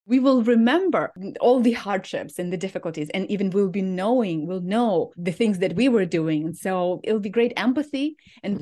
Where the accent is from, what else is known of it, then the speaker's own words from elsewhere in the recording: Ukraine; moved away as an adult; now in Minnesota, United States; I am from Ukraine, and I came two weeks before the war started